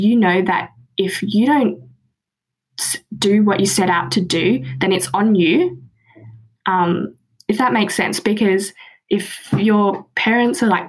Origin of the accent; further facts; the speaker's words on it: Australia; born and raised in Australia